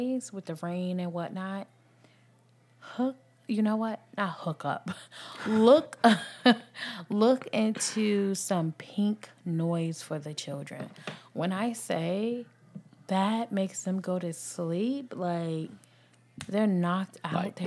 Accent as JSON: {"language": "English", "region": "New Jersey", "country": "United States", "moved": "yes", "lives_now": "the South, United States", "said": "I'm from New Jersey"}